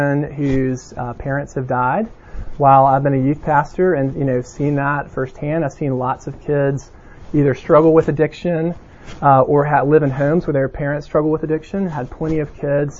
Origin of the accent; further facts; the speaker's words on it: Mountain Brook, Alabama, United States; I was from Birmingham and particularly Mountain Brook